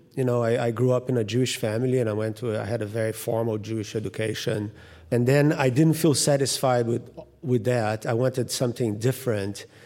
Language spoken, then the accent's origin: English; Rio de Janeiro, Brazil; moved away; I grew up in Rio in particular, and right in front of the ocean